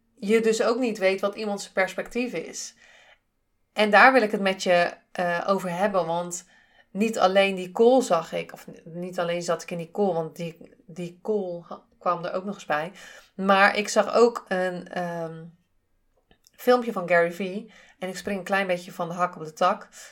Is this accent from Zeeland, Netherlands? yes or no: yes; Zeeland, Netherlands; accent: Zeeuws; ik kom uit Zeeland. Ik heb toch wel eh, eh, een, een Zeeuws accent met bepaalde woorden.